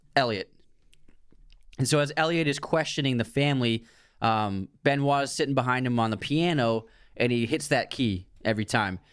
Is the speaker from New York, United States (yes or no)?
no; Waltham, Massachusetts, United States; Waltham, which is where we grew up